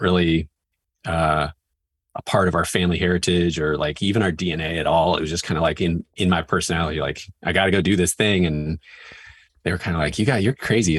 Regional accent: Northwest Washington, United States; I grew up in Northwest Washington, up and down the I five corridor

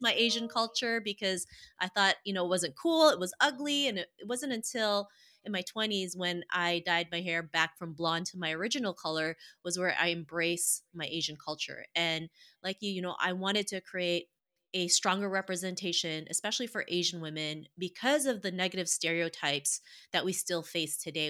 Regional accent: Toronto, Ontario, Canada; I grew up in Toronto, Canada

